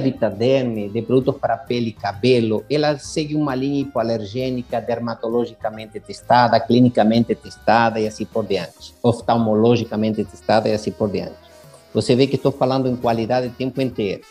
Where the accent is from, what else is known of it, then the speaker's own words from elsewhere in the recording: Buenos Aires, Argentina; moved away; eu sou argentino e em Buenos Aires, onde eu nasci